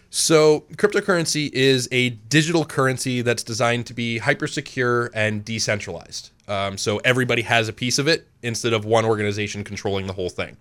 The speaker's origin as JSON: {"language": "English", "region": "Maine", "country": "United States", "tie": "born or raised there", "said": "I've lived in Maine, um, almost my entire life"}